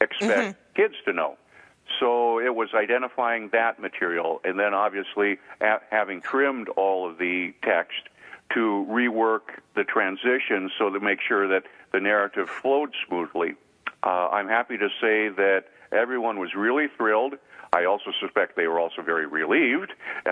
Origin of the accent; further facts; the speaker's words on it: Devils Lake, North Dakota, United States; moved away; When I was in my hometown of Devil's Lake, North Dakota